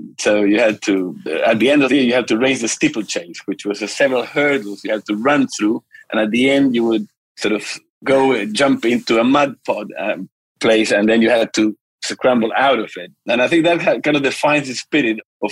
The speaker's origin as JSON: {"language": "English", "town": "Santiago", "region": "Santiago Metropolitan Region", "country": "Chile", "tie": "born or raised there", "said": "I was born in Santiago, Chile, back in 1959"}